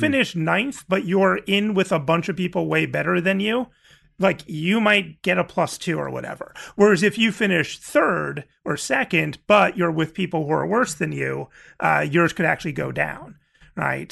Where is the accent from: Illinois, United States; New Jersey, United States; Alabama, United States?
New Jersey, United States; I'm from New Jersey in the eighties